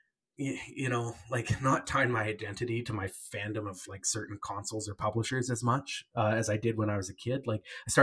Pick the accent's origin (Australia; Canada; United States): Canada; I'm Canadian